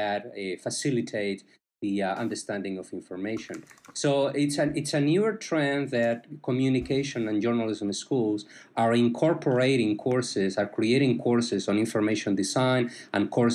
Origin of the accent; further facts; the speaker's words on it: Spain; moved away as an adult; also born or lived in Chapel Hill, North Carolina; now in Miami, United States; I am originally from Spain